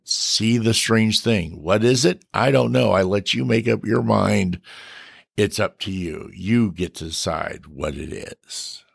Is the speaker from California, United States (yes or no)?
yes; Bakersfield, California, United States; I was born and raised in Bakersfield